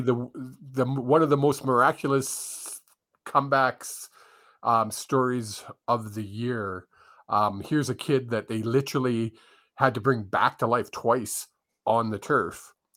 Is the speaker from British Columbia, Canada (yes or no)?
yes; Vancouver, British Columbia, Canada; I grew up in Vancouver